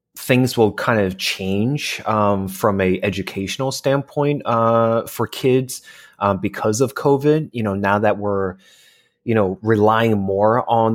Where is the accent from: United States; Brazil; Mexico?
United States; East Coast; I'm a transplant in California. I'm originally from the East Coast.